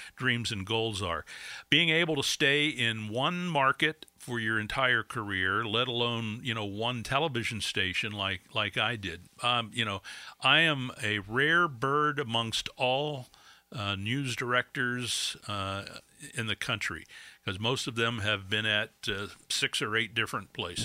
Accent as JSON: {"language": "English", "town": "Erie", "region": "Pennsylvania", "country": "United States", "tie": "born or raised there", "also_born_or_lived": "Oil City, Pennsylvania / New Jersey", "said": "I grew up in Erie. Uh, But before that, we lived, uh, in New Jersey for five years. I was born in Oil City, lived there till I was five. We moved to New Jersey till I was ten, and then we moved to Erie when I was ten"}